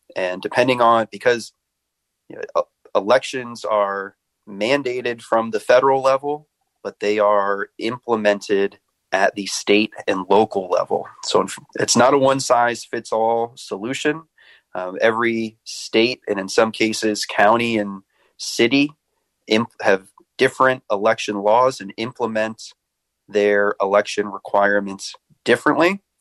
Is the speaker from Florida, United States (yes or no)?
no; Annapolis, Maryland, United States; moved away; I grew up in Annapolis, Maryland